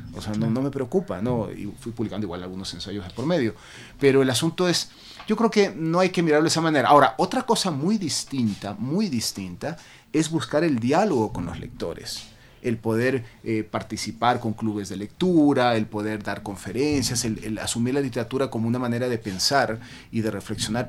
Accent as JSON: {"language": "Spanish", "town": "Guayaquil", "region": "Guayas", "country": "Ecuador", "tie": "born or raised there", "moved": "yes", "lives_now": "Quito, Ecuador", "said": "Yo nací en Guayaquil, pero mi padre este, era cuencano y mi madre italiana. Entonces, y yo vivo feliz en Quito"}